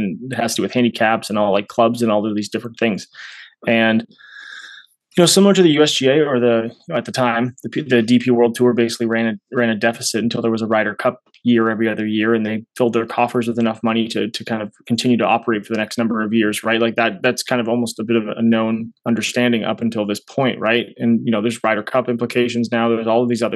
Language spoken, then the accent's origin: English; Canada; I'm a Canadian person